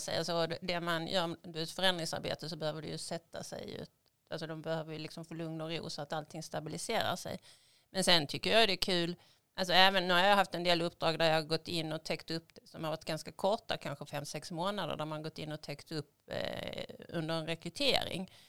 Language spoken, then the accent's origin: Swedish; Skåne, Sweden; moved away as an adult; also born or lived in Russia; now in Stockholm, Sweden; Jag kommer från Skåne från början, kanske lite svårt att dölja